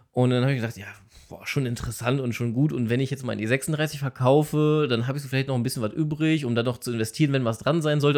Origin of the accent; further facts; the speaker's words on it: Cologne-Düsseldorf area, North Rhine-Westphalia, Germany; ich komme jetzt aus dem Köln-Düsseldorfer Raum